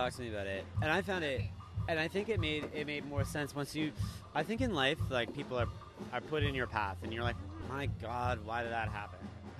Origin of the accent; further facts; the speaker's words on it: Vancouver, British Columbia, Canada; growing up in Vancouver, like, just up in Carisdale